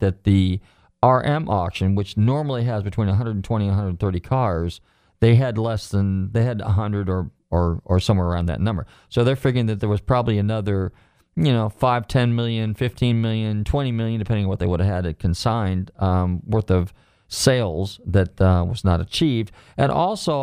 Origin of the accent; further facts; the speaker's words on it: Marin County, California, United States; growing up in Marin County